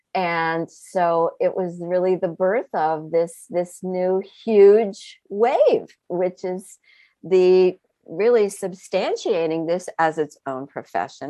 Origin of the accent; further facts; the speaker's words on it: Vermont, United States; also born or lived in New York City area; I was born outside of New York City, uh, so extremely urban origins, and then grew up in a very rural environment in the state of Vermont